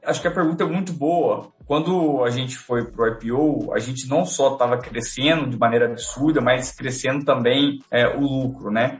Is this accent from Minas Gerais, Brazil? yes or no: yes; Minas Gerais, Brazil; como bons mineiros